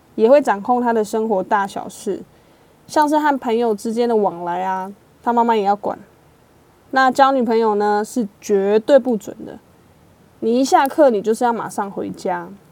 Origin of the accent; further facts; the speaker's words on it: Taiwan; 我们台湾人